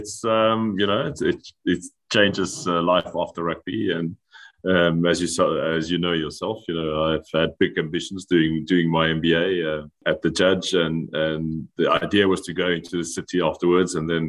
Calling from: Biarritz, Nouvelle-Aquitaine, France; I'm calling in from a town called Biarritz in France at the moment.

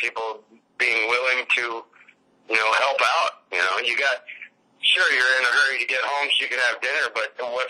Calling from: Gilbert, Arizona, United States; Yep, Gilbert, Arizona.

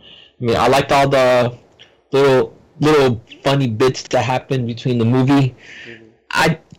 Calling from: Hialeah, Florida, United States; I'm calling from Hialeah, Florida

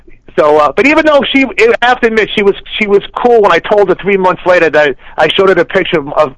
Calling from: New Jersey, United States; calling from Jersey.

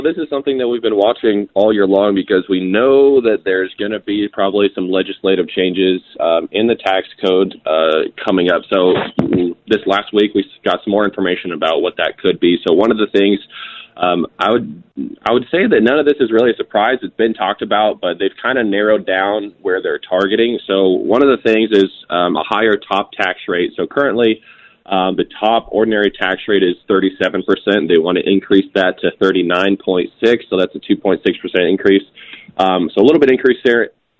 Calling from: Scottsdale, Arizona, United States; I'm calling in from Scottsdale, Arizona. I'm at a bachelor party right now.

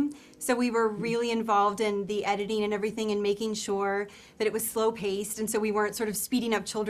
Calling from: Nashville, Tennessee, United States; We are in Nashville, Tennessee.

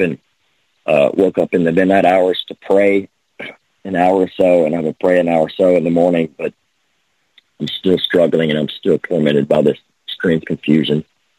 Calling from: Lake Charles, Louisiana, United States; from Lake Charles, Louisiana.

